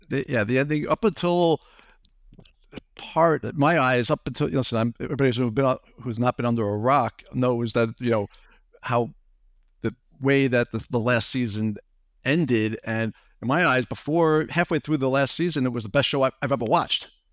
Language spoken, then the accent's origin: English; Long Island, New York, United States; I grew up in Long Island